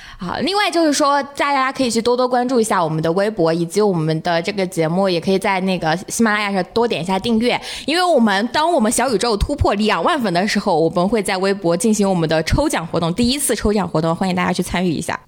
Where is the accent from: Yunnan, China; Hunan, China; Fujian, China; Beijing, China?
Hunan, China; 我是湖南人嘛